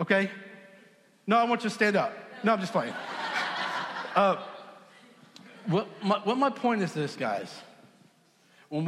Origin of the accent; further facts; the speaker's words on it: Southampton, New York, United States; now in Texas, United States; I grew up in Southampton, New York